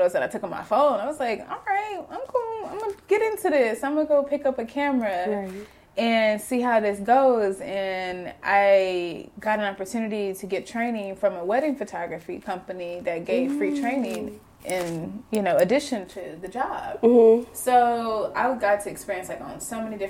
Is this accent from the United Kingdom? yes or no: no; Tulsa, Oklahoma, United States; I'm from Tulsa, Oklahoma. North Tulsa.